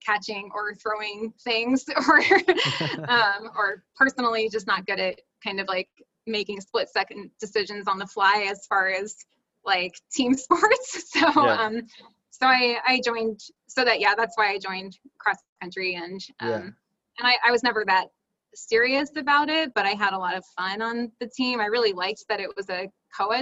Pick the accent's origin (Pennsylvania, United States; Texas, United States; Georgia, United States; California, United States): Pennsylvania, United States; Schwenksville; now in Portland, United States; I grew up in Schwanksville, Pennsylvania